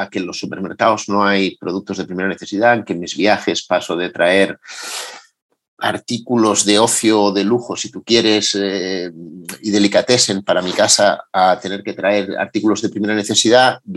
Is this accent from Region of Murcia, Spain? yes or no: no; Madrid, Community of Madrid, Spain; es verdad que decir que soy de Madrid llamándome … con el acento que tengo a día de hoy parece mentira